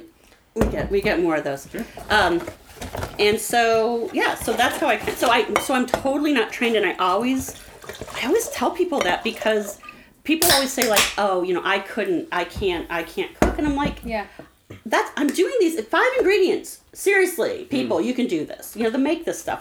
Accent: St. Louis, Missouri, United States; also born or lived in Webster Groves; when I grew up in St. Louis, I grew up in U City.

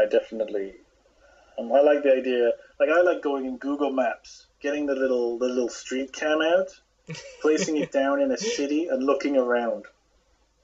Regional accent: United Kingdom; I'm a British person

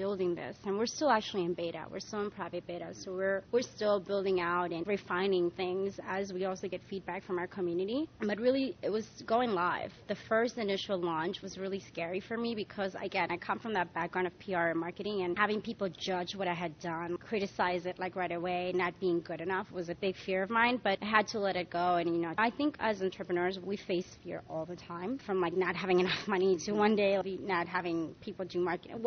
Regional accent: Spain; now in New York, United States; I was born and raised in Spain

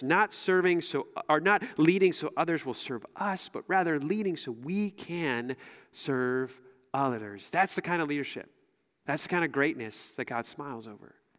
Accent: United States; as American Christians

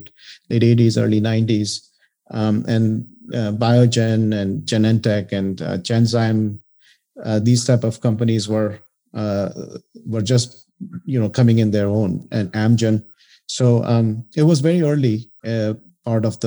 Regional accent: India; moved away as an adult; now in United States; I came to the U.S. In 1987 after getting a bachelor's in chemical engineering in India

